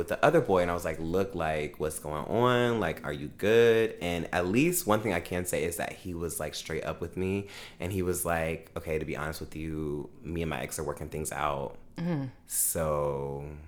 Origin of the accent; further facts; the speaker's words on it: Augusta, United States; moved away; back in my hometown. Shout out Augusta.